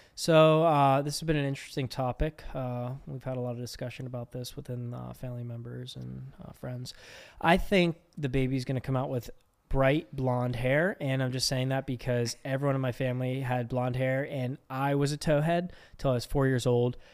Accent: Pittsburgh, Pennsylvania, United States; accent: Pittsburgh; We're all from Pittsburgh

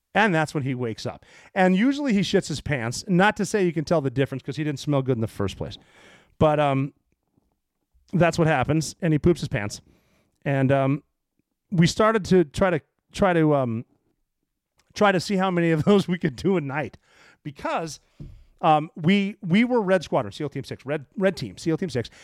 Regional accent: Montana, United States; I grew up in Montana

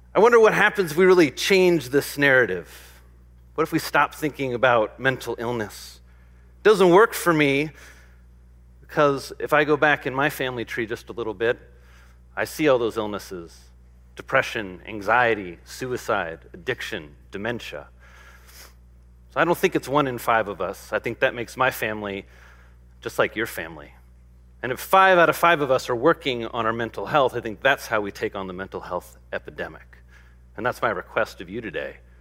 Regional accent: Midwest, United States; I grew up in the Midwest

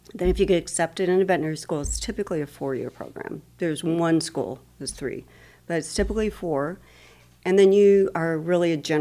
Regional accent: Idaho, United States; moved away; also born or lived in Wyoming / Ohio; raised in Idaho

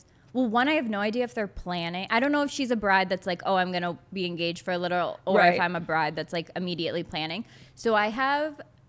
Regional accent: New York, United States; Like growing up, obviously I didn't grow up in New York City, but growing up in New York mm-hmm. and then I've lived in the city for 10 years now, the South is so different.

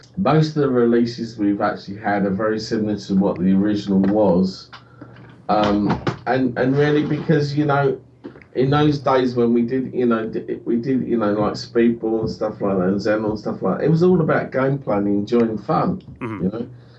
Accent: United Kingdom; And we're British, so therefore let's make a history book.

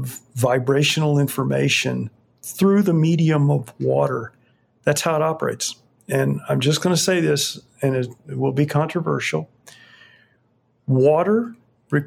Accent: Fort Myers, Florida, United States; moved away; I grew up in Fort Myers

